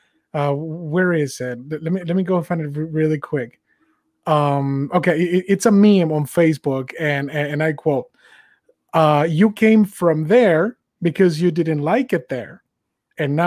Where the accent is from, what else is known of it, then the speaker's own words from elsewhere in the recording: Mexico; moved away; I'm an immigrant. I was born and raised in Mexico